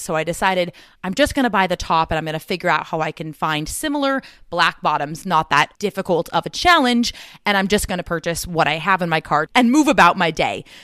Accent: Southern California, United States; growing up in California

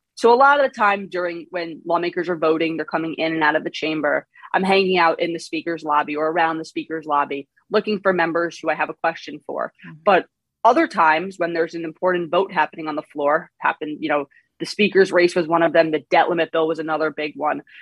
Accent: Long Island, New York, United States; accent: New York; moved away as an adult; now in Washington, D.C., United States; I'm from New York. I grew up on Long Island

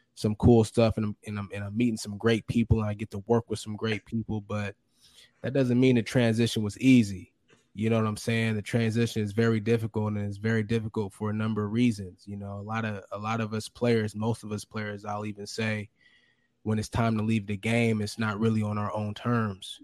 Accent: Fremont, California, United States; moved away as an adult; also born or lived in Logan, Utah; my hometown. Grew up in Fremont, California

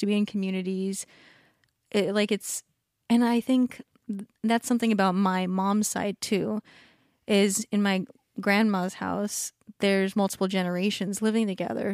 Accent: Southern California, United States; also born or lived in Hawaii / Washington / San Diego; by the time my sister was born, when I was, like, three, we were in Southern California, like, three hours away from everyone

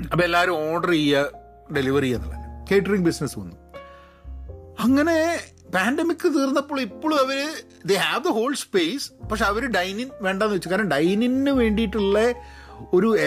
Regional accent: Kerala, India; ഞങ്ങൾ മലയാളികളുടെയൊക്കെ എന്ത് ഈവെൻ്റ് ആണെങ്കിലും

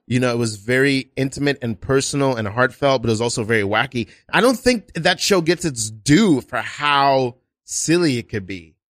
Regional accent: Florida, United States; now in New York, United States; I went to high school in Florida

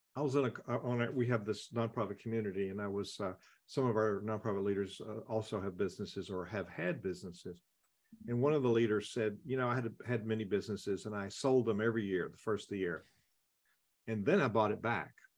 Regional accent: the South, United States; I'm a Southerner

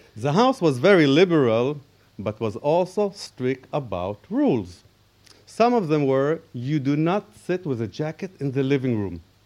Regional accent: Israel; I was born in Israel to a Jewish Danish parents who just made Aliyah from Copenhagen.

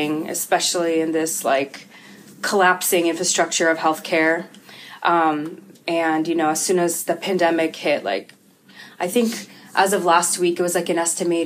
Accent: Bay Area, California, United States; first language Russian; English is a second language; moved away as an adult; now in Tigard, United States; I am first generation American. I grew up in a huge Russian family in the Bay Area. And, so Russian's my first language

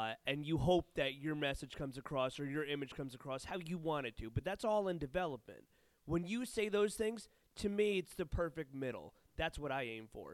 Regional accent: New York, United States; I'm from New York

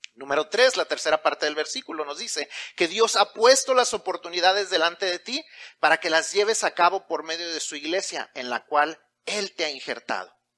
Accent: Mexico; Y si ya no solamente somos mexicanos, sino que somos cristianos

